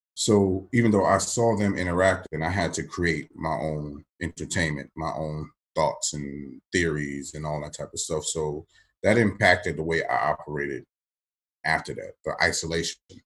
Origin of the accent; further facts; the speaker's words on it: Maryland, United States; moved away as an adult; also born or lived in Johnson City, Tennessee; I'm coming from Maryland to Tennessee